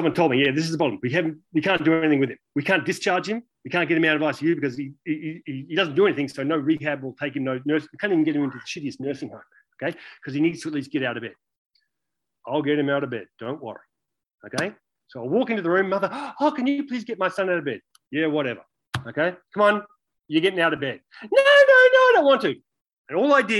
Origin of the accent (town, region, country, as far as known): Australia; born or raised there; moved away